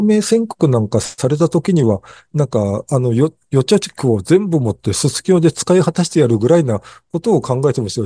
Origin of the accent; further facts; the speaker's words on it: Japan; せっかく日本に生まれたのに